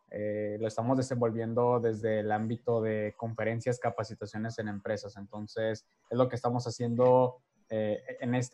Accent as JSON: {"language": "Spanish", "town": "Ciudad Obregón", "region": "Sonora", "country": "Mexico", "tie": "born or raised there", "also_born_or_lived": "Tijuana", "said": "Em, soy originario de Tijuana, Baja California, criado en la ciudad de Obregón, Sonora, durante siete años. De ahí, pues, básicamente mi vida ha sido ah, muy nómada, ¿no?"}